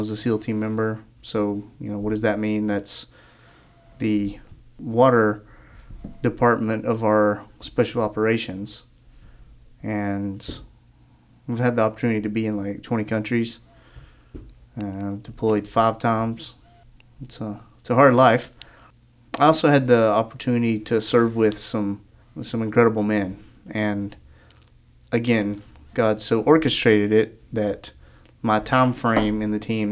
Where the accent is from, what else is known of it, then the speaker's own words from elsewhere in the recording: Murphy, North Carolina, United States; moved away as an adult; also born or lived in Georgia; Tamatla Baptist Church was my home church growing up in Murphy, North Carolina.